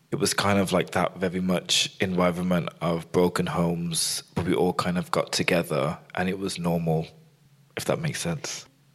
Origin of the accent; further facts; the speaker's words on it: Birmingham, West Midlands, United Kingdom; accent: Birmingham; I was born in Birmingham. I moved to Balsall Heath